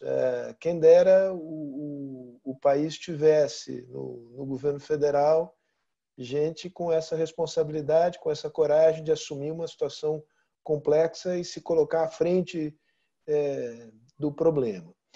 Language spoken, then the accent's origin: Portuguese; São Paulo, Brazil; eu como paulista